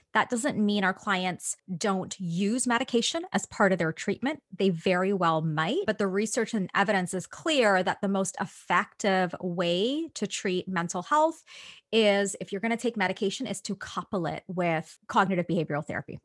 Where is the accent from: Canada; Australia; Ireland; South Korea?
Canada; Toronto, Ontario; I'm Canadian. So, I pretty much grew up in Toronto.